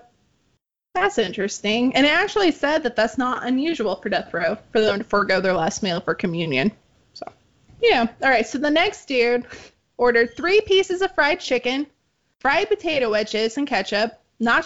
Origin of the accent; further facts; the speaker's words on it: Arkansas, United States; now in Texas, United States; Arkansas, which... my home state